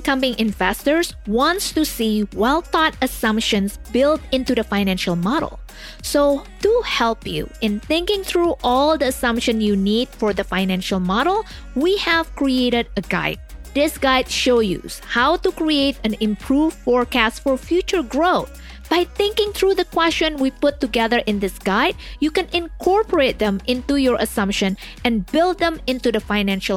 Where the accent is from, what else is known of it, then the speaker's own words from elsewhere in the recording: Indonesia; I grew up in Indonesia, but never heard about the black rice.